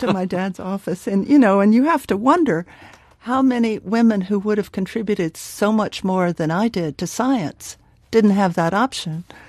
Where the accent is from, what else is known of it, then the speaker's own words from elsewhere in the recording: South Texas, United States; moved away; also born or lived in Dallas, Texas; I grew up in South Texas very patriarchal, very racist part of the country